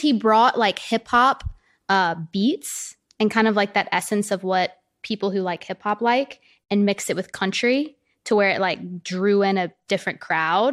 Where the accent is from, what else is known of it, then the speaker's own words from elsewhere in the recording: the South, United States; especially being from where I'm from, like, I'm from the South